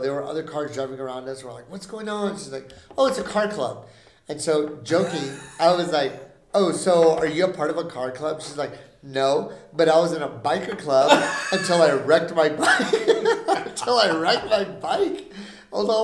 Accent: San Antonio, Texas, United States; We're from San Antonio

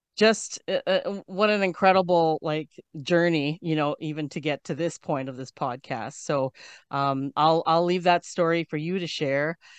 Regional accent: Canada; I'm from Canada.

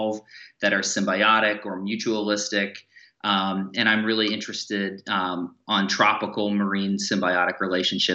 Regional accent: Bowling Green, Ohio, United States; I grew up in the Midwest, so I grew up in Bowling Green, Ohio.

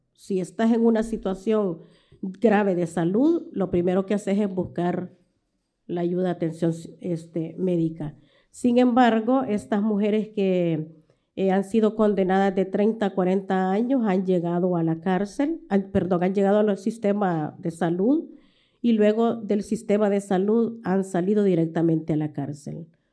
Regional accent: El Salvador; como salvadoreñas

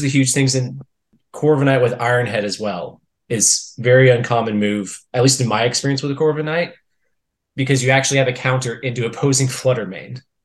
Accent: Texas, United States; I was born and raised in Texas.

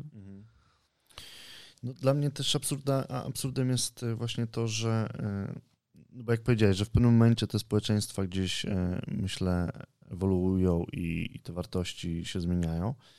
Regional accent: Poland; jestem z Polski

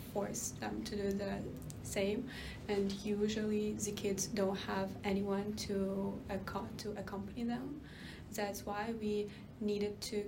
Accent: Ukraine; I'm from Ukraine

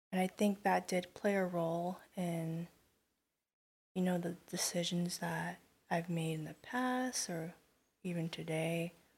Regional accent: Garden Grove, California, United States; I'm from Garden Grove

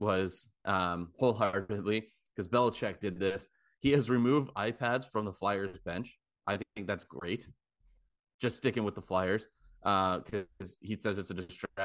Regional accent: United States; we're American

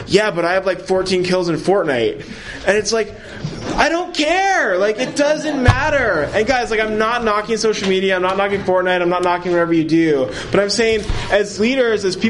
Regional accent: Ontario, Canada; I'm from Ontario, so social media is great because I can connect with family in different provinces

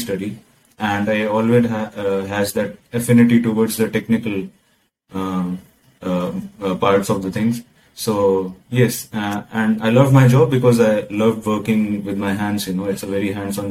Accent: India; moved away as an adult; now in Rotterdam, Netherlands; I'm from India

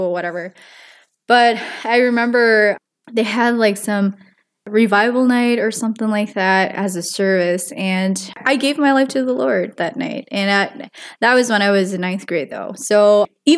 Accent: Minnesota, United States; also born or lived in Wisconsin; I was born in Wisconsin, but we had moved to Minnesota when I was in third grade, so I must have been nine, because there wasn't a lot of job opportunities where we were living. Yeah, and then we've stayed in Minnesota since

